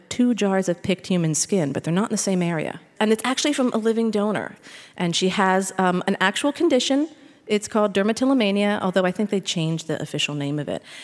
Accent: Philadelphia, Pennsylvania, United States; I'm from Philadelphia, born and raised

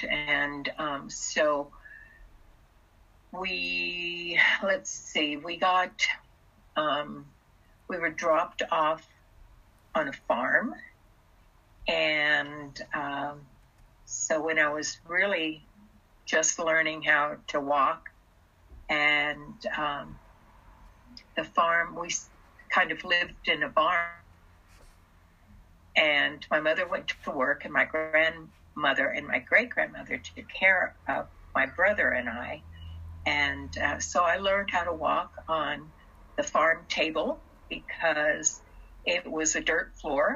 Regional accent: Texas, United States; English is a second language; also born or lived in China / Germany; I grew up in Texas. Most, you know, my schooling, I didn't speak English when I came here. I spoke German and I spoke Russian. And so English was my third language.

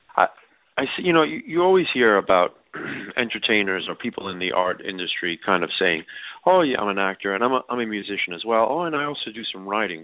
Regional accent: New York City, New York, United States; I grew up in New York City

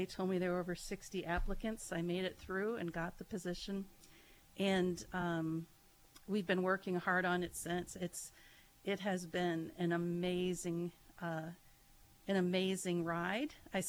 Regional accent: Warren County, Pennsylvania, United States; moved away as an adult; also born or lived in Chicago / San Jose / Baltimore; now in Corry, United States; I grew up in Warren County.

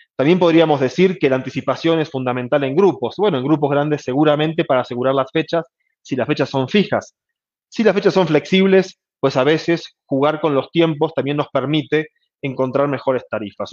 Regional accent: Argentina; now in Mexico; mi tierra natal, Argentina

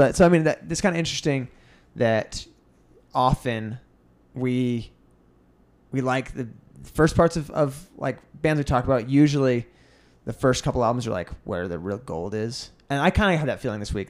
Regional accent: United States

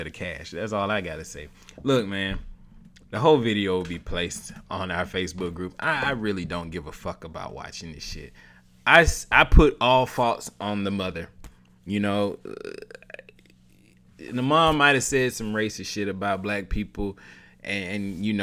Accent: the South, United States; I was raised in the South

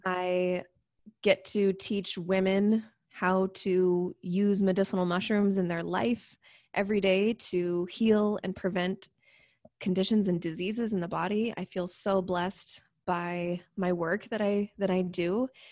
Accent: Spokane, Washington, United States; also born or lived in Seattle; I'm from Spokane, but I was living in Seattle

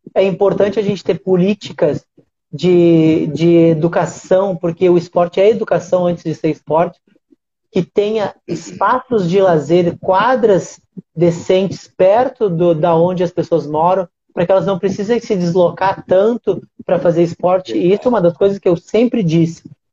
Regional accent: Uruguaiana, Rio Grande do Sul, Brazil; moved away; Uruguaiana, minha cidade, da onde eu nasci, da onde eu vim, da onde é a minha essência, da onde eu aprendi

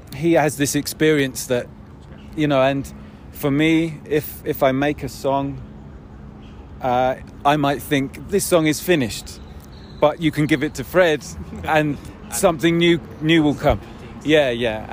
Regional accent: United Kingdom; I am British

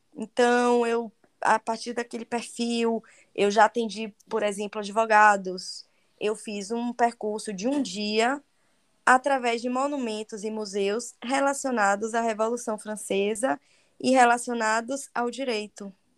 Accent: Bahia, Brazil; accent: Baiano; eu falo francês com sotaque de baiana

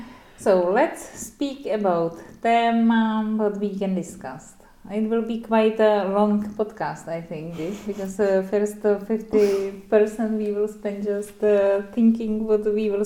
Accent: Czechia; I'm from Czech Republic

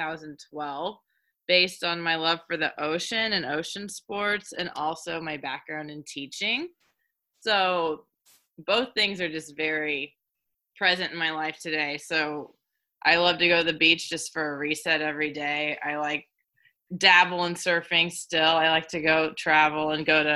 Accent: Springfield, Missouri, United States; moved away as an adult; also born or lived in California; now in Santa Monica, United States; We're from California, but we grew up in Springfield, Missouri

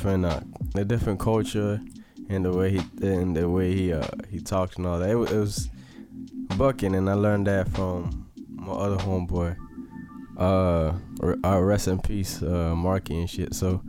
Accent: Tennessee, United States; also born or lived in Mississippi; I'm from Tennessee, you know what I'm saying? My grandma lived in Mississippi, you know what I'm saying? So, you know, I guess you can say I'm a Mississippian.

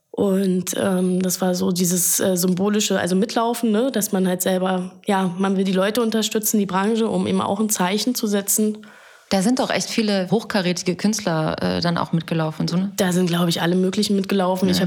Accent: Berlin, Germany; born there; als geborene Berlinerin.

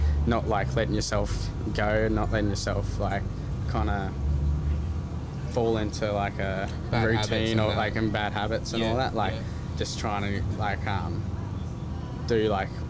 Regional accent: Western Australia, Australia; I'm from the Wadjuri mob, and I'm here today just to help you out with your podcast

